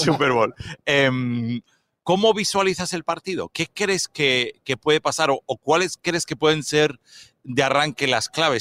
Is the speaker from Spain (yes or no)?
yes; Spain; nosotros todos venimos de España